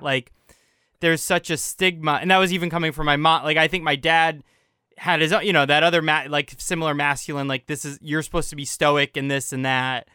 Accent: United States; I grew up in America versus Guatemala

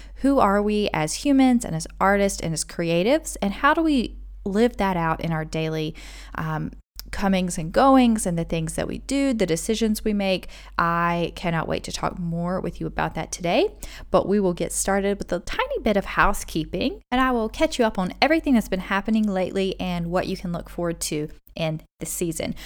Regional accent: United States; moved away as an adult; also born or lived in South Korea / United Arab Emirates; now in Dubai, United Arab Emirates; we are originally from America

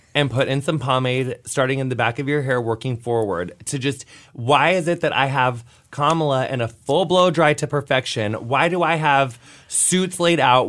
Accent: Illinois, United States; I'm from Illinois, and I've seen racial profiling from police officers my entire life

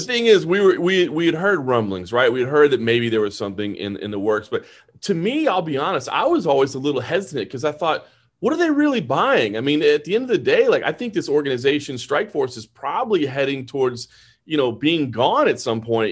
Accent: Dallas, Texas, United States; I was born and raised in Dallas

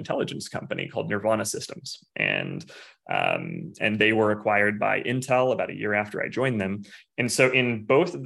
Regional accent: Missouri, United States; moved away as an adult; also born or lived in Silicon Valley; now in Phoenix, United States; I'm from the Midwest originally, from Missouri.

